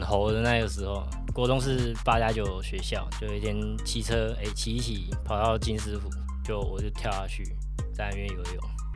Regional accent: Kaohsiung, Taiwan; 就是我是高雄的骄傲

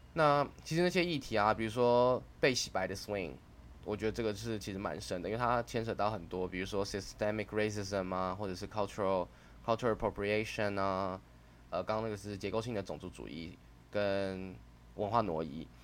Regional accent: Taiwan; 身为台湾人

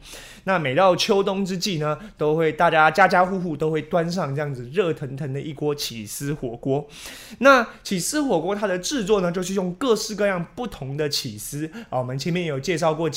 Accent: Taiwan; 我们台湾人常吃到的各式各样的火锅

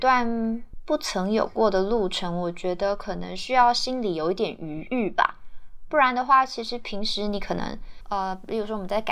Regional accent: Tainan, Taiwan; moved away as an adult; also born or lived in Pingtung / Taipei; now in Taichung, Taiwan; 我就是回到台南家住，然后。呃，比较有意识的，也比较刻意的，想要去重新了解这个我呃从小长大的这个城市，这样。

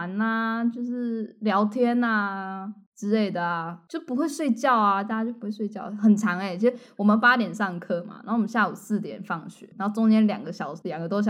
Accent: southern Taiwan, Taiwan; 我第一次感觉到我跟北部小孩的不同，就是我在国际学校的时候，就他们会说我有一个口音

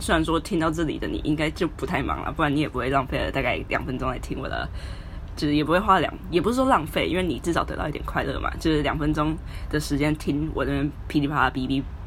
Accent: Taiwan; moved away as an adult; now in Hong Kong; 我是一个在香港的实习仔。哦，我是台湾人啊

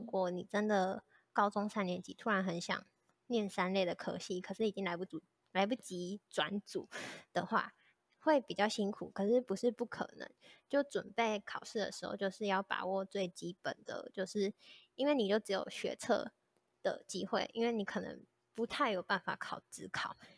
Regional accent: Kaohsiung, Taiwan; moved away as an adult; now in Taipei, Taiwan; 我是高雄人，我是住在高雄的一个小乡镇，然后那时候就一直想要到台北这个大城市看看

